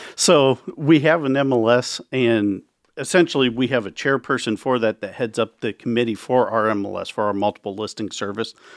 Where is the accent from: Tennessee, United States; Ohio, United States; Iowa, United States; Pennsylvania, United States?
Iowa, United States; Carter Lake; also born or lived in Council Bluffs, Iowa; I grew up in Carter Lake. I moved to Count's Bluffs when I bought my first home